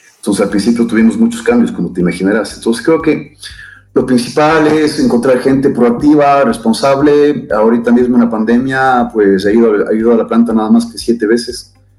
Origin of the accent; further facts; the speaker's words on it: Ecuador; soy un ecuatoriano, padre de tres, niños fantásticos